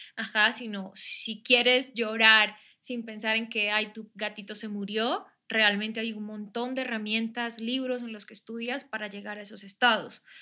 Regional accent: San Vicente de Chucurí, Santander, Colombia; moved away as an adult; also born or lived in Bogotá; now in Mexico; Soy colombiana, soy de la región de Santander, de Bucaramanga, de un pueblo que se llama San Vicente de Chucurí

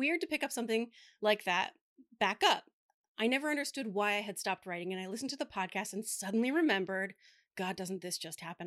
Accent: Delaware, United States; … and I, being born and raised in Delaware, had Doctor Jill Biden as our tenth grade English teacher

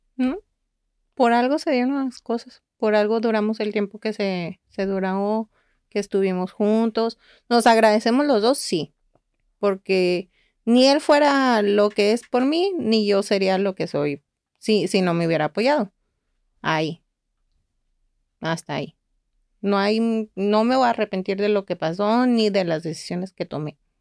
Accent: Guadalajara, Jalisco, Mexico; now in Monterrey, Mexico; Los dos somos de Guadalajara

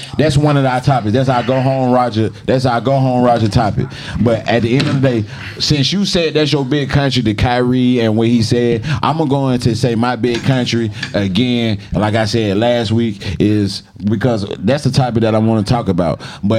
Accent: Atlanta, Georgia, United States; You know, growing up in Atlanta, we talking about.

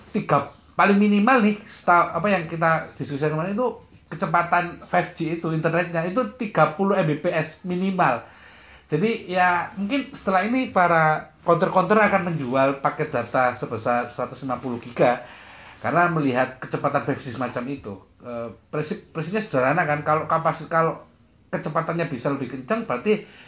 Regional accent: Surabaya, East Java, Indonesia; sebagai saya dan sebagai warga Surabaya

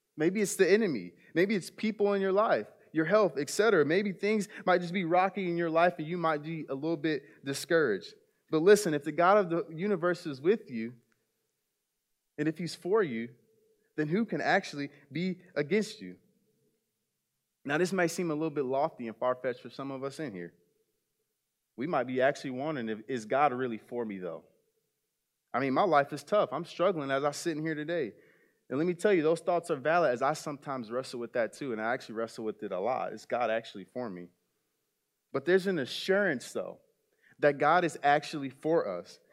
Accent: South Bend, Indiana, United States; I grew up in South Bend, Indiana

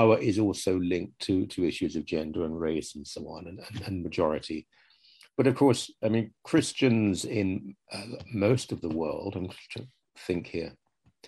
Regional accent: United Kingdom; moved away; I'm 63, growing up in Britain

